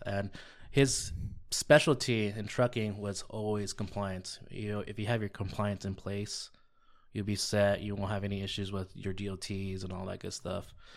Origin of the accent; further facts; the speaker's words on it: La Puente, California, United States; also born or lived in Eastvale, California / Riverside, California; born and raised in La Puente